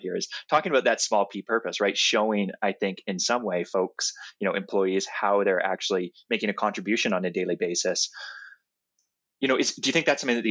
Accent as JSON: {"language": "English", "country": "Canada", "said": "I'm Canadian, so I say process"}